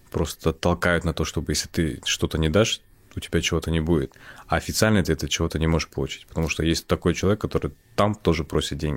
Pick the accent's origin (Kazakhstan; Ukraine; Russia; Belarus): Kazakhstan; born there; Я родился в Казахстане, все.